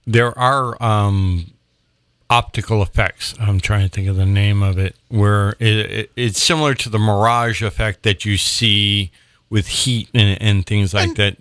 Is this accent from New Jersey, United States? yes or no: no; Sandwich area, Cape Cod, Massachusetts, United States; as a young kid, I grew up on Adams Street.